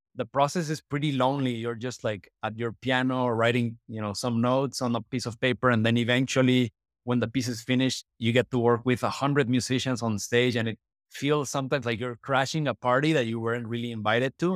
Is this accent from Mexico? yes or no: yes; Mexico; moved away as an adult; also born or lived in United States; I grew up in Mexico, but I moved to the States when I was eighteen to study composition